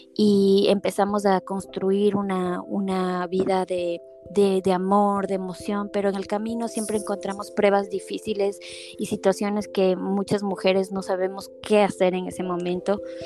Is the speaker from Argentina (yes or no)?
no; Ecuador; moved away as an adult; crecí siendo publicista en Ecuador